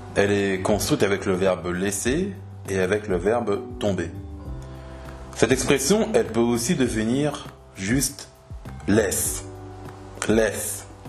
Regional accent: France; en tant que Français

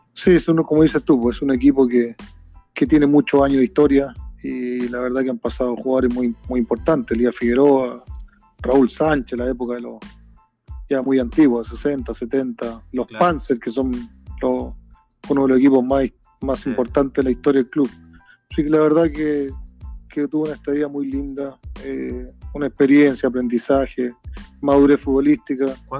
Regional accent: Rancagua, O'Higgins, Chile; nosotros somos nacidos y criados acá en Rancagua

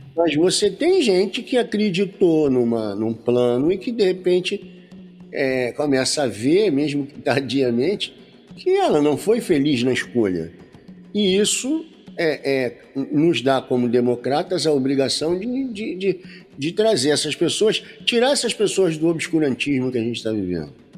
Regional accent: Rio de Janeiro, Brazil; now in interior of Rio de Janeiro state, Brazil; eu sou carioca, né? Uhum. sou da cidade do Rio de Janeiro, mas hoje eu moro no interior do Rio

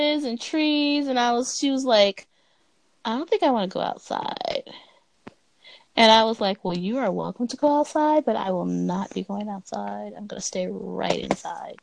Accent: Los Angeles, California, United States; now in Atlanta, United States; I am a city girl. Right. I am from Los Angeles.

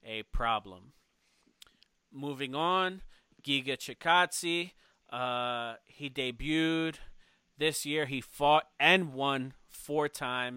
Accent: Philadelphia, Pennsylvania, United States; I'm from Philly

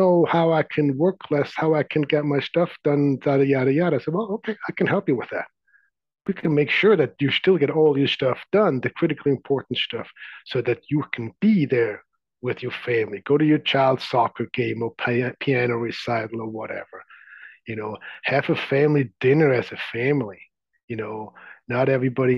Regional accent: Zurich, Switzerland; now in San Francisco Bay Area, United States; I grew up in the outskirts of Zurich.

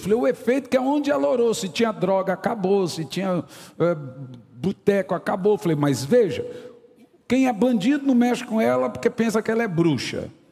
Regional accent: Goiânia, Goiás, Brazil; eu nasci na Vila Nova

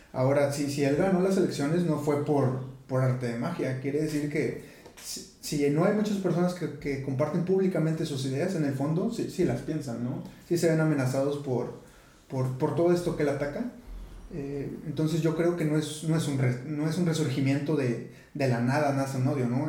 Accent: Mexico

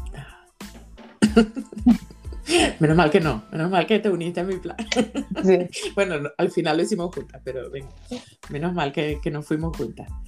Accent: Venezuela; moved away as an adult; now in Australia; yo tenía planeado salir de Venezuela

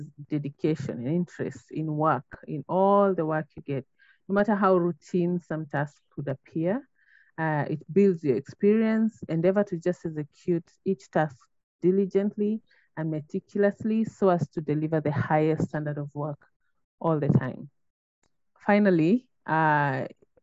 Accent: Kenya; I'm a Kenyan national and a mother of three

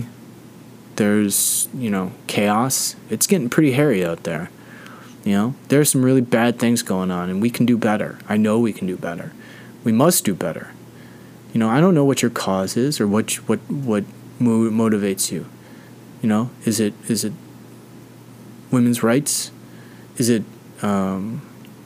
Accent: United States; I'm an American

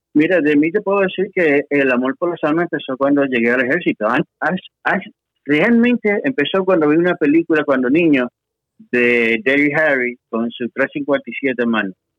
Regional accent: Puerto Rico; moved away as an adult; now in Texas, United States; Regresé de, de allá a Puerto Rico, que es mi casa, realmente, y soy puertorriqueño, como decimos ahí, de pura cepa

